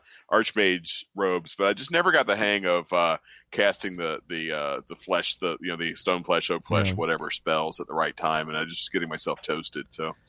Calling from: Pennsylvania, United States; I'm here joining from Michael said, the Western Philadelphia suburbs in the main line.

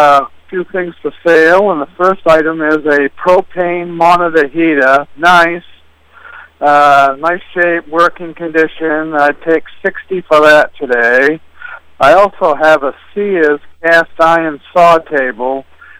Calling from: East Dixfield, Maine, United States; I'm calling from East Dixfield.

